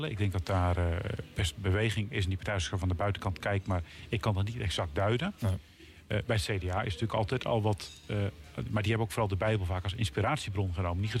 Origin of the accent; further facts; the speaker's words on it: Elspeet, Gelderland, Netherlands; also born or lived in Harderwijk / The Hague; ik kom van de Veluwe. Mhm. En ik, ken het goed. Daar ben ik geboren en in Elspet ja. helemaal opgegroeid. Dat Harderwijk was in het ziekenhuis.